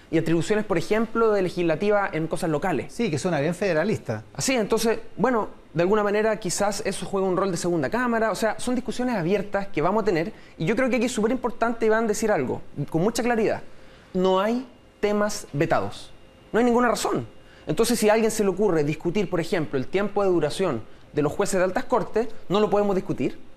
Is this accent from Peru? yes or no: no; Chile; como somos los chilenos